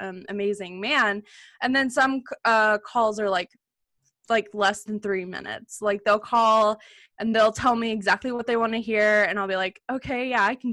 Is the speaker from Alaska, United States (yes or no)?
no; Alabama, United States; I grew up in Alabama